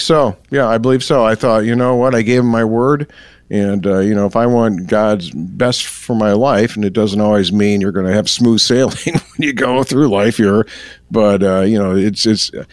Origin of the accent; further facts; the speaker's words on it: Elgin, Illinois, United States; I grew up in the Chicagoland area